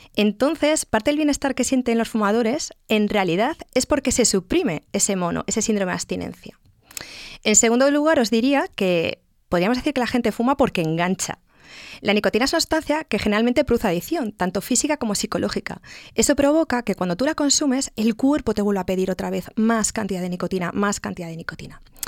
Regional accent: Galicia, Spain; como buena gallega

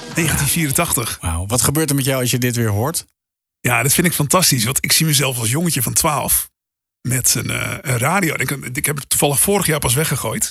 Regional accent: Hoorn, North Holland, Netherlands; wij verhuisden toen ik een jaar of tien was naar Horen. Dus 30 eh, kilometer boven Amsterdam.

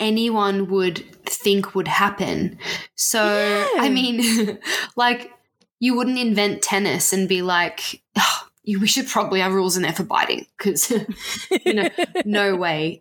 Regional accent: Australia; we're Australian

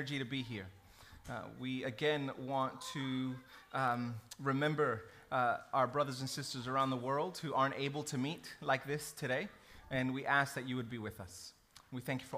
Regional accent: New York City, New York, United States; I grew up in New York City

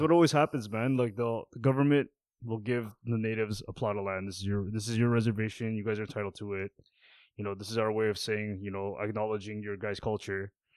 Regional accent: Canada; second gen, third gen Canadians

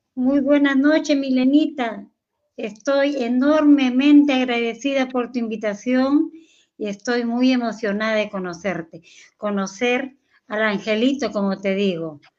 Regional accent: Lima, Peru; yo soy de Lima, Perú

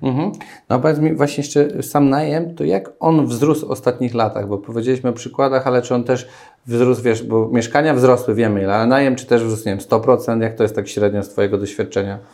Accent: Lesser Poland, Poland; ja pochodzę z Małopolski

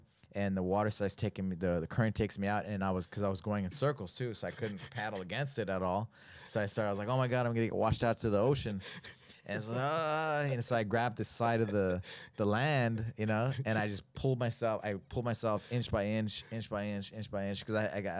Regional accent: New Mexico, United States; I mean, I was from New Mexico. I didn't know how to paddle.

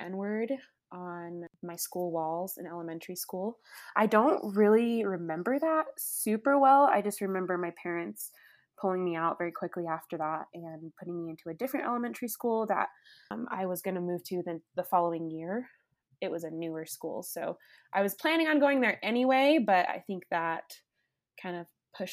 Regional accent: Las Vegas, Nevada, United States; I grew up in Las Vegas, Nevada

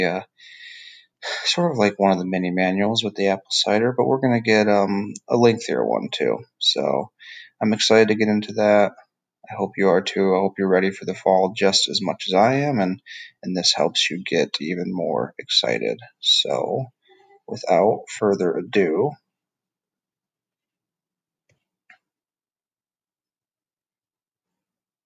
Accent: Michigan, United States; now in Georgia, United States; I grew up in Michigan in the Midwest

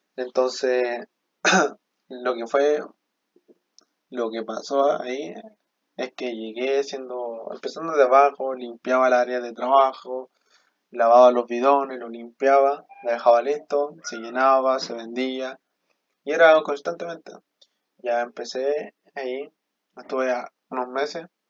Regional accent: Chile; also born or lived in Bolivia; yo soy boliviano, vivo aquí en Chile desde que tengo razón de ser, desde mis tres llegué, me trajo mi papá acá a Chile

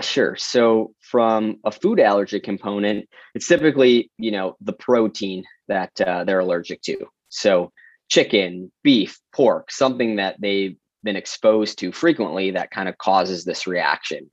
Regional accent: Detroit, Michigan, United States; moved away as an adult; also born or lived in New York City; born and raised in Metro Detroit, a Midwesterner at heart

